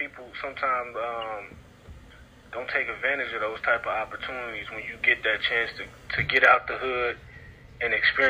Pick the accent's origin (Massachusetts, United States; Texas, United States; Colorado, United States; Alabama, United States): Texas, United States; Dallas; I know I'm from the Grove, but, man, when I stayed in Kingston Polk